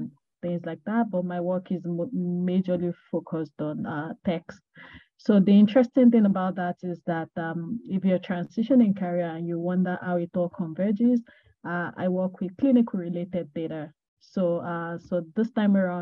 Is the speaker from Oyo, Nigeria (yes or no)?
yes; Ogbomosho, Oyo, Nigeria; moved away as an adult; now in London, United Kingdom; I'm from Nigeria. I'm particularly from Ogbomosho in Oyo State, Nigeria. I currently live in London. I moved more than a year ago.